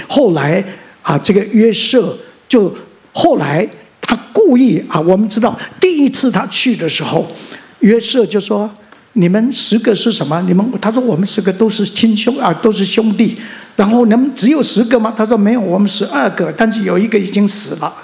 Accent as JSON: {"language": "Chinese", "town": "Mingjian", "region": "Nantou County", "country": "Taiwan", "tie": "born or raised there", "also_born_or_lived": "Xinwu Township, Taoyuan", "said": "我生在南投乡的大战爆发那一年，我生在南投乡的民间村的乡下。而我生下来，我上面有四个哥哥，然后一个姐姐"}